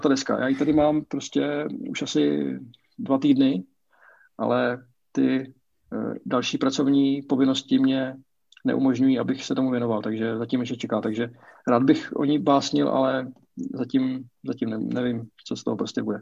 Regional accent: Brno, South Moravian Region, Czechia; já jsem z Brna, bydlím v Brně.

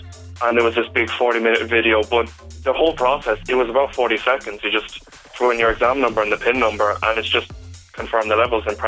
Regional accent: Clonmel, Tipperary, Ireland; I'm from Clonmel and I go to Rockwell College.

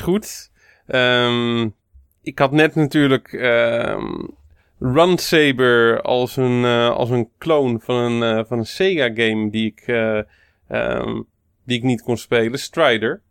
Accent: Moordrecht, South Holland, Netherlands; Dijkhuisje was een eh, snackbar in Moordrecht, waar ik opgegroeid ben.

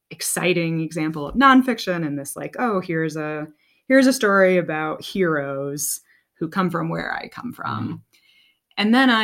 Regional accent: Southwest Virginia, United States; moved away as an adult; now in Montana, United States; I grew up in Virginia

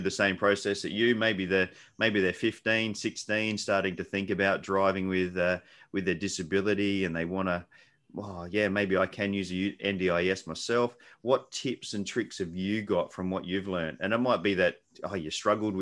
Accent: South Australia, Australia; being South Australian myself

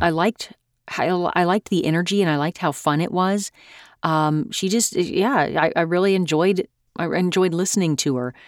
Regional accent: United States; as an American

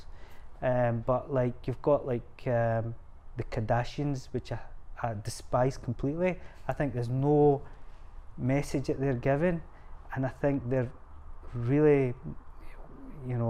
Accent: Scotland, United Kingdom; We're Scottish, we love banter

